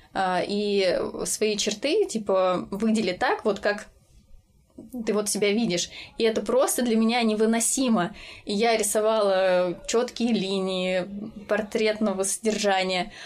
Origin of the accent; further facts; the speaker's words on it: Voronezh Oblast, Russia; moved away as an adult; now in Ryazan, Russia; я из Воронежской области, и э, сейчас я живу в Рязани